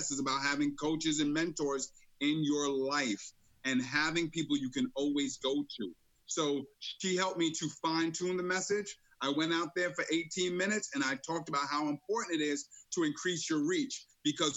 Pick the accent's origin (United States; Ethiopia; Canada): United States; New York City, New York; Born and raised in the streets of Brooklyn.